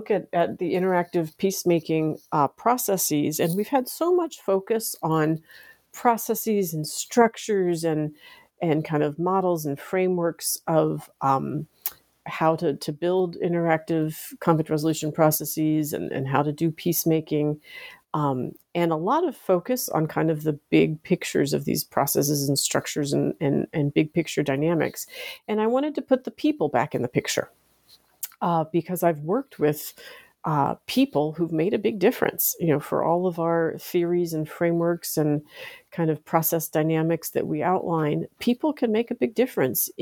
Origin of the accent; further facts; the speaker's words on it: Washington, District of Columbia, United States; I grew up here in the United States in the Washington, D.C. area